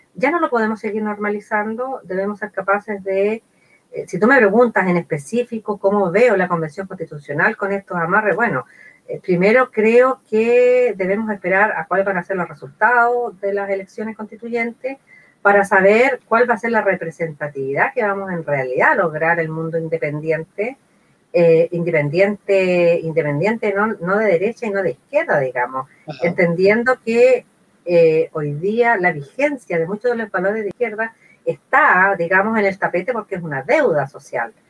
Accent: San Carlos, Ñuble, Chile; also born or lived in Temuco; soy san Carlina de Ñuble, eh, me fui de, esta zona a los 18 años

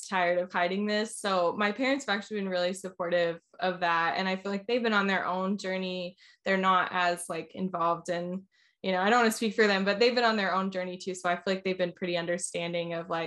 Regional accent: Orlando, Florida, United States; also born or lived in Nashville, Tennessee; now in Asheville, United States; I'm actually originally from Orlando, Florida, is where I grew up

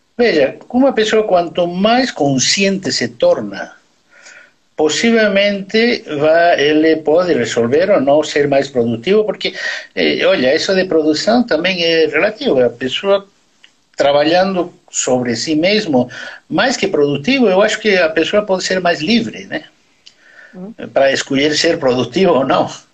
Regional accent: Bolivia; Portuguese is a second language; moved away as an adult; now in Brazil; eu nasci na Bolívia, sou brasileiro, mas eu nasci na Bolívia, sim

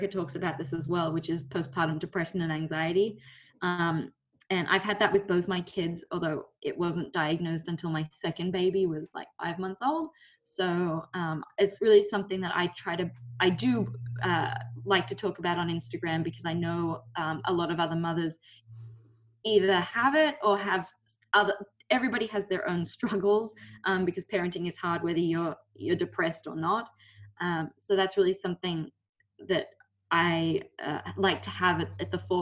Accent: Australia; moved away as an adult; now in United States; I'm Australian and I grew up there, and I've been in the US since 2012.

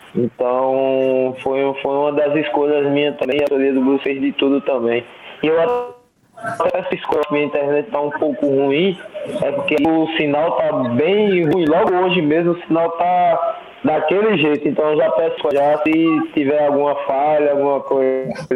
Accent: Pirambu, Sergipe, Brazil; moved away; Pirambu é o nome da cidade, né, da minha cidade, onde meus pais moram, onde eu nasci

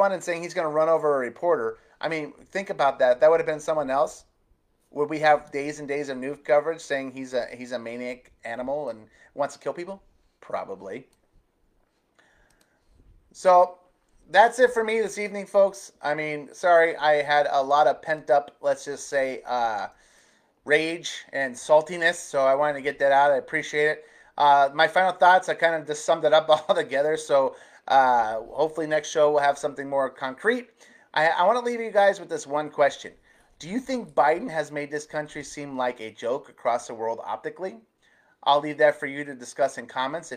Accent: Arizona, United States; my home state of Arizona

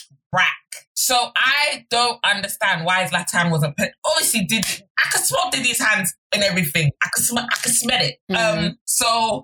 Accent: Nigeria; as a Nigerian

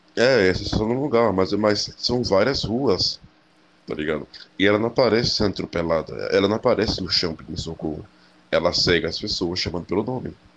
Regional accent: interior of Pernambuco, Brazil; E eu voltei a morar no interior de Pernambuco, na minha cidade natal

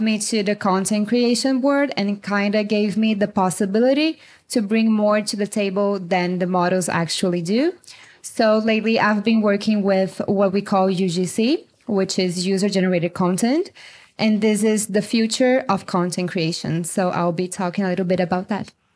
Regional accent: Brazil; moved away as an adult; also born or lived in China / Colombia / Mexico / Canada; now in United States; I'm from Brazil. I'm living in the U S since two thousand nineteen.

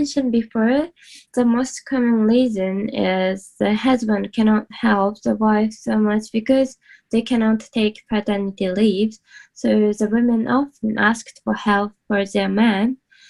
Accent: Sendai, Miyagi, Japan; English is a second language; now in Tokyo, Japan; my hometown is Sendai. It's northeast part of Japan.

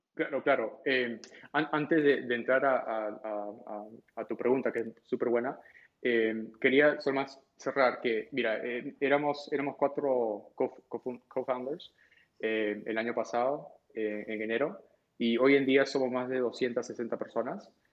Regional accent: Peru; yo nací en Perú

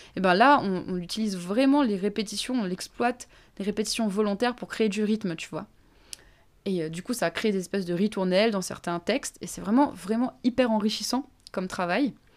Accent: Réunion; Je suis réunionnaise et donc je parle créole.

